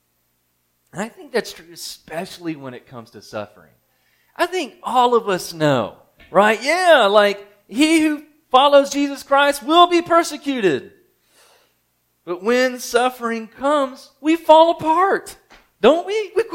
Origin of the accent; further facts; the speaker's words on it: Mississippi, United States; I'm from Mississippi